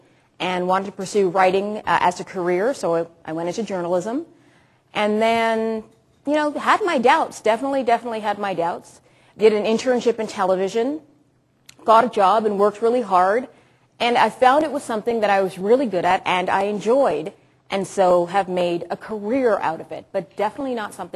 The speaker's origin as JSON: {"language": "English", "town": "Toronto", "region": "Ontario", "country": "Canada", "tie": "born or raised there", "also_born_or_lived": "Ottawa", "said": "I grew up in Malvern."}